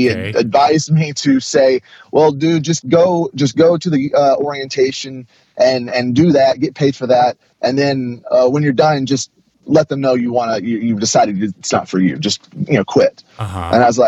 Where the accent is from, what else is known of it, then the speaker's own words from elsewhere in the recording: Tyler, Texas, United States; I was born and raised in Texas, moved around a lot when I was a kid, and then lived most of my young life in Tyler, Texas.